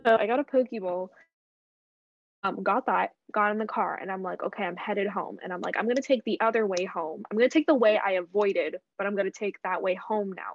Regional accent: Canada; I grew up in Canada.

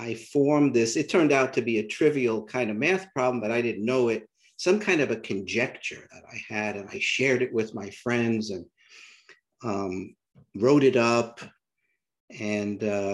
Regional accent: New York City, New York, United States; accent: New York City; moved away as an adult; also born or lived in southern United States; I grew up in New York City. I still have my New York City accent, apparently

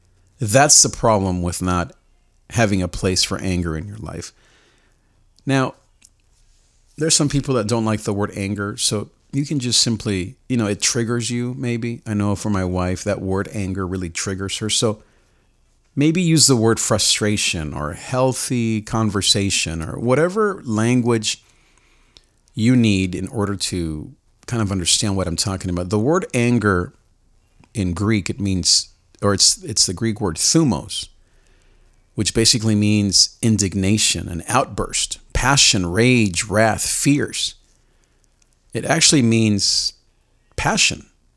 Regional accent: Nicaragua; because of the context where I grew up in Nicaragua

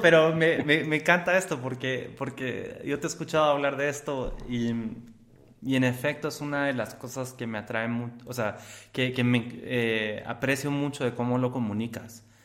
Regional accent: Guatemala; me pongo como guatemalteco

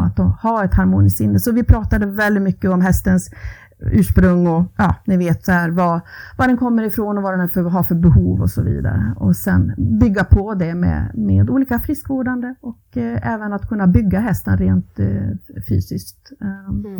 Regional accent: Ludvika, Dalarna County, Sweden; moved away as an adult; also born or lived in Borlänge / Falun / Rättvik / West Coast of Sweden; jag växte upp i Ludvika

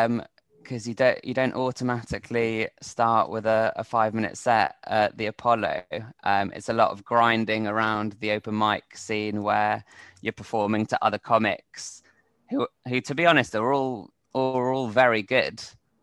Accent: England, United Kingdom; now in Spain; as an Englishman in Spain, which I think I could probably write quite a lot about.

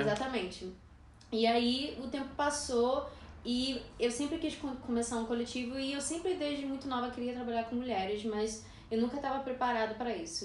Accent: Brazil; moved away; sendo brasileira e morando aqui

